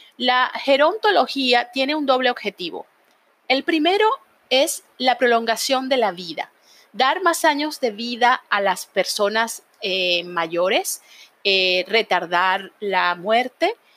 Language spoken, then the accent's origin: Spanish; Venezuela; moved away; allá en Venezuela, de donde yo soy